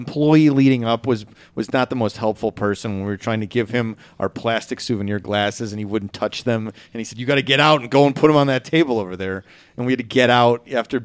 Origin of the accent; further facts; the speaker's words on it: Chicago, Illinois, United States; accent: Chicago; my Chicago accent